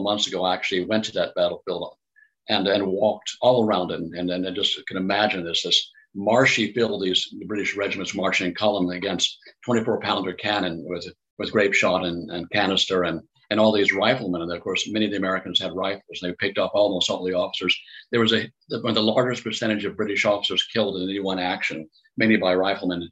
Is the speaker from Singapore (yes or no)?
no; Grenada; I grew up in Grenada.